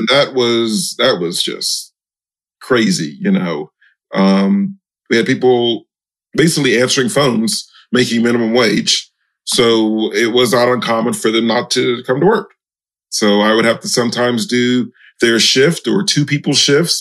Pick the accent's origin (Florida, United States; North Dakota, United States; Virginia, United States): Florida, United States; Miami; I'm from Miami, Florida